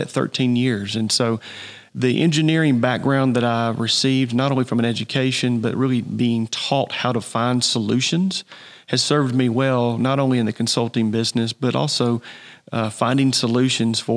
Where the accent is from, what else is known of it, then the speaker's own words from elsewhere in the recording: Hog Mountain area, Gwinnett County, Georgia, United States; that's where I grew up in the Hog Mountain area